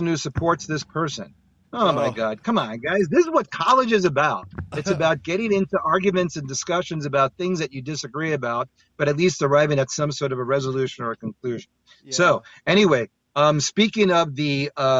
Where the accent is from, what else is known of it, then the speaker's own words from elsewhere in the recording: New York City, New York, United States; since I grew up in New York and I'm from the streets of Queens